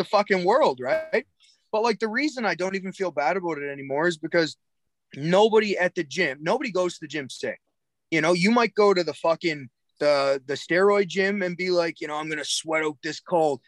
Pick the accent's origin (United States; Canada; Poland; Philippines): Canada; Cape Breton, Nova Scotia; also born or lived in Alberta; Cape Breton admits we're from Nova Scotia. We're from Cape Breton